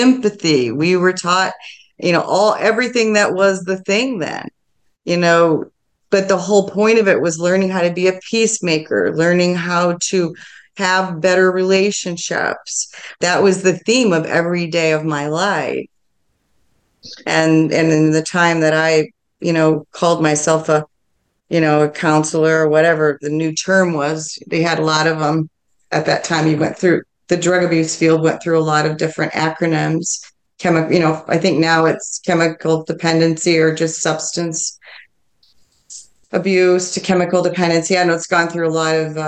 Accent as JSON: {"language": "English", "town": "Milford", "region": "Michigan", "country": "United States", "tie": "born or raised there", "said": "I grew up in Milford, Michigan"}